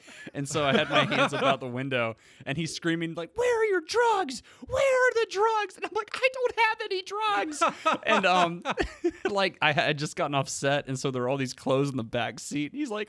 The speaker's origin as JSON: {"language": "English", "area": "Cobb County", "region": "Georgia", "country": "United States", "said": "I'm from Cobb County"}